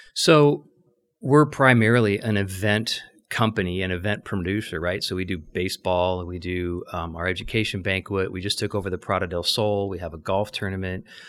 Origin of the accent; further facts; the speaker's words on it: Scottsdale, Arizona, United States; fortunate enough to be born and raised in Scottsdale